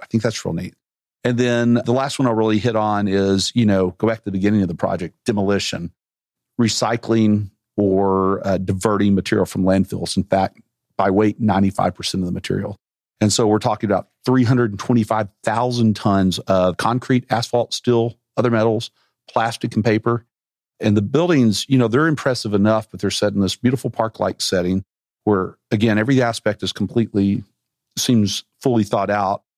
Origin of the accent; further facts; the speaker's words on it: Arkansas, United States; moved away as an adult; I left Arkansas and was never coming back